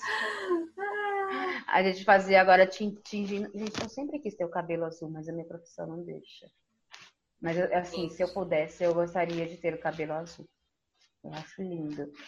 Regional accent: São Paulo, Brazil; Eu cresci em periferia, lá no Neocop Campo Limpo

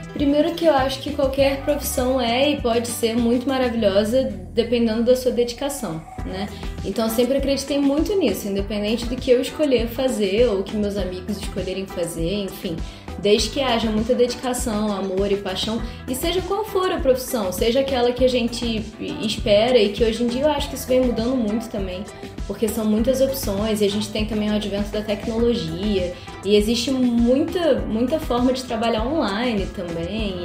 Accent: Nova Friburgo, Rio de Janeiro, Brazil; moro aqui em Nova Friburgo desde os quatro, porque na verdade eu sou carioca, nasci no Rio

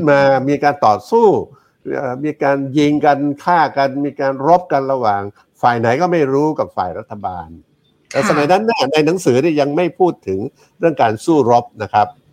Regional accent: Thepha, Songkhla, Thailand; moved away as an adult; also born or lived in Hat Yai; now in Bangkok, Thailand; ผมเกิดที่นั่นแล้วก็จนกระทั่งเรียนเรียนจบเรียนจบชั้นประถมชั้นมัธยม ชั้นมัธยมเข้าไปเรียนในเมืองที่หัดใหญ่เสร็จแล้วก็กลับมาเรียนมัธยมปลายที่ที่บ้านเกิดที่อำเภอเทพา

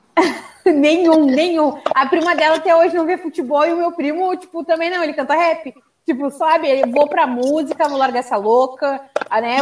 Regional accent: Rio Grande do Sul, Brazil; accent: gaúcho; now in Rio de Janeiro, Brazil; eu acho lindo o sotaque gaúcho, eu acho lindo, sabe? Não é porque é meu sotaque

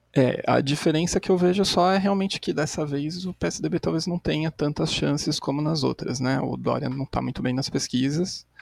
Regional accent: São Bernardo do Campo, São Paulo, Brazil; eu sou aqui de São Bernardo do Campo, no ABC, paulista

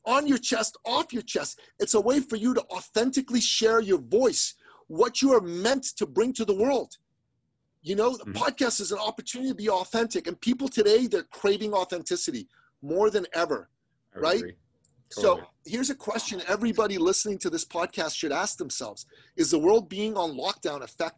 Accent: Iran; moved away; I'm an immigrant from the Middle East, from Iran

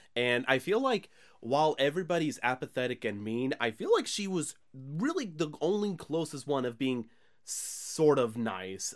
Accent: the Bible Belt, United States; we're pretty much from the Bible Belt here

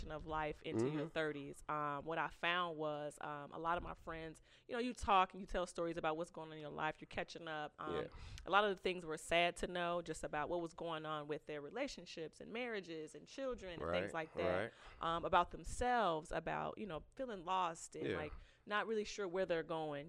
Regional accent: Elgin, Illinois, United States; Born and raised in Elgin.

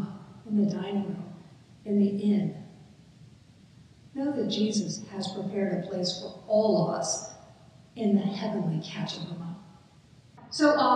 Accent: United States; As an American

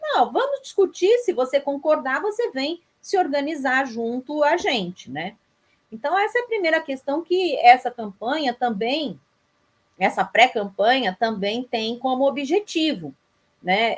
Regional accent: São Paulo, Brazil; moved away as an adult; now in Vitória da Conquista, Brazil; sou paulistana de nascimento

